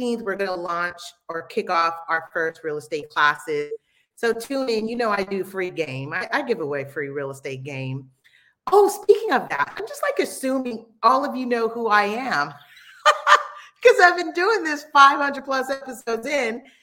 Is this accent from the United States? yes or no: yes; Los Angeles, California, United States; also born or lived in Belize; This is where my family's from. I like to say I was made here, but I was born in the United States